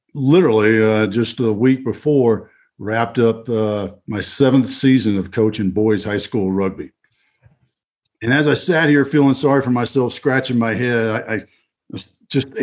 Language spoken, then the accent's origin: English; Fort Worth, Texas, United States; moved away; my hometown, Fort Worth